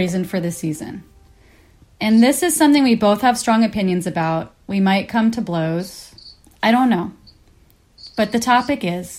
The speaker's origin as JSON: {"language": "English", "region": "Kansas", "country": "United States", "tie": "born or raised there", "said": "because I grew up in Kansas in a religious household."}